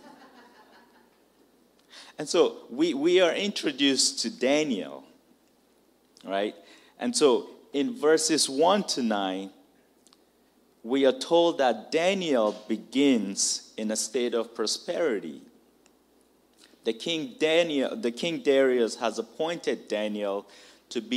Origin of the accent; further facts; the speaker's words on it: Nigeria; now in United States; I'm Nigerian